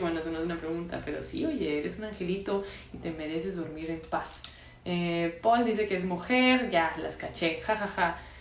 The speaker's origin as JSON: {"language": "Spanish", "town": "Monterrey", "region": "Nuevo León", "country": "Mexico", "also_born_or_lived": "Mexico City", "said": "soy de Monterrey, estoy en Monterrey"}